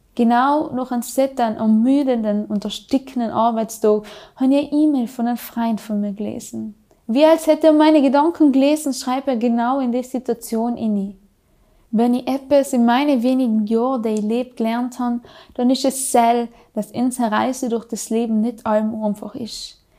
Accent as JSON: {"language": "German", "area": "South Tyrol", "region": "Trentino-Alto Adige", "country": "Italy", "accent": "South Tyrolean", "said": "bei uns in Südtirol"}